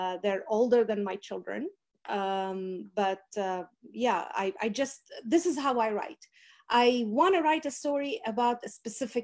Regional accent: Kuwait; also born or lived in Wisconsin; now in Texas, United States; I was born in Kuwait and I grew up in Kuwait.

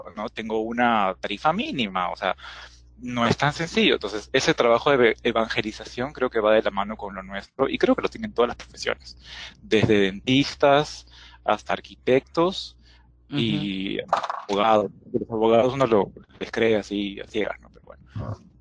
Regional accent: Peru; soy de Perú

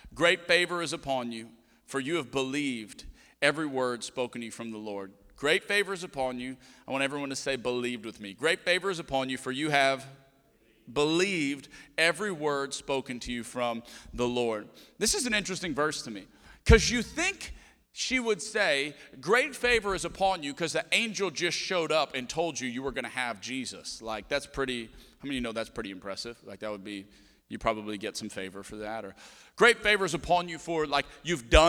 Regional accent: Cajun, Louisiana, United States; We're Cajun.

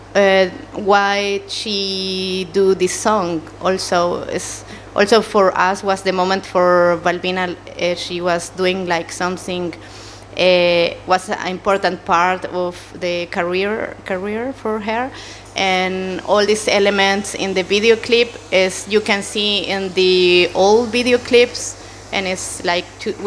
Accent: Chile; English is a second language; moved away; I come from Chile, South America.

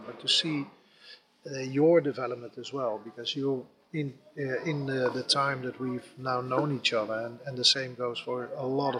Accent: Netherlands; I'm from the Netherlands

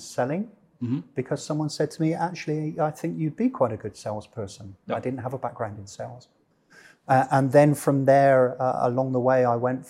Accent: Bristol, South West England, United Kingdom; moved away as an adult; I was born in the UK, born in the Southwest in a place called Bristol, spent about 18, 20 years of my life there, grew up there

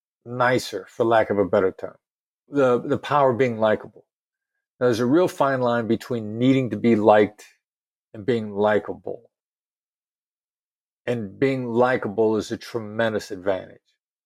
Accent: Iowa, United States; accent: New York; that I grew up in a small town in Iowa. You know, I know to everybody who are not New Yorkers, I sound like I'm a New Yorker.

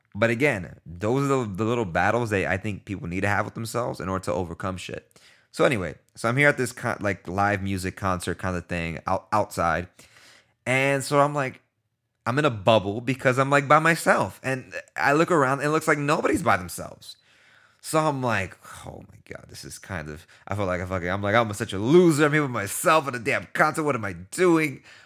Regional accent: New York City, New York, United States; I'm from New York

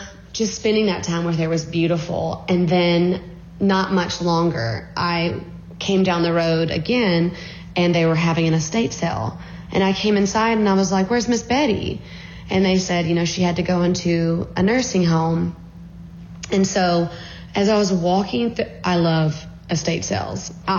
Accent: Alabama, United States; But I grew up in Alabama, and I lived on Pines Road.

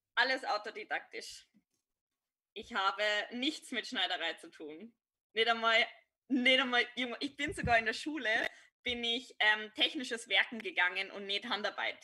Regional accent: Upper Bavaria, Germany; now in Vienna, Austria; Also ich bin ein, ein Bayer, ich würde jetzt nicht ganz spezifizieren, wo ich herkomme, aber nur so viel, ich komme aus Oberbayern.

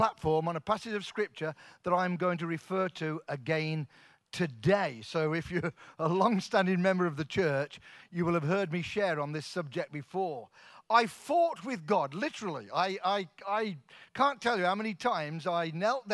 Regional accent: Coventry, West Midlands, United Kingdom; moved away; We're both from Coventry, both born in Coventry, Coventry kids.

